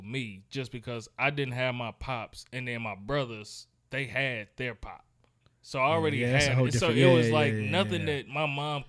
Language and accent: English; Gary, Indiana, United States; where I grew up in Gary, Indiana